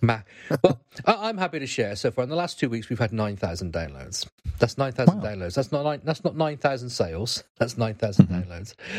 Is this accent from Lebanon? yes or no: no; United Kingdom